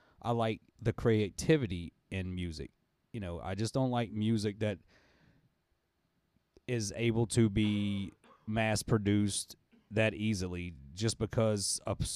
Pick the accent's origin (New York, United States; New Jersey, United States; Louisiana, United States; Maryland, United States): Louisiana, United States; New Orleans; now in Slidell, United States; I reside over in Slidell. I'm originally from New Orleans.